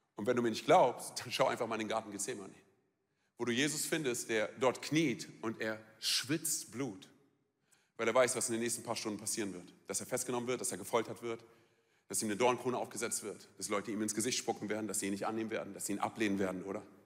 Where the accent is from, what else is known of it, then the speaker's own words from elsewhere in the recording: Germany; bei uns in Deutschland